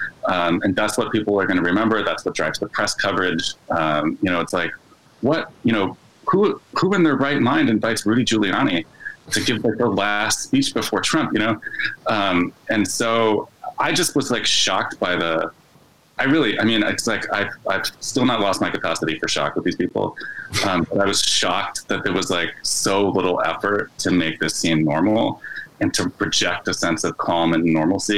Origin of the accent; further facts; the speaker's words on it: Chicago, Illinois, United States; as like an Illinoisan, you know, as a Chicagoan